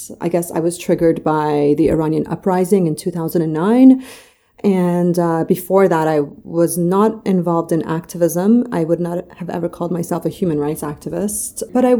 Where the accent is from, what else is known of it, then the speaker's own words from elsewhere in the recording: Toronto, Ontario, Canada; also born or lived in Mashhad, Iran; I grew up in Canada. So I left in 1989 from Mashhad, Iran, with my mom and dad and my brother. And we moved to Toronto, Canada in 1989